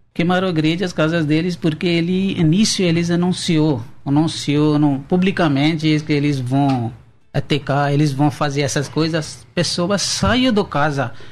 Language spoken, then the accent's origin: Portuguese; Pakistan; Portuguese is a second language; moved away as an adult; now in São Paulo, Brazil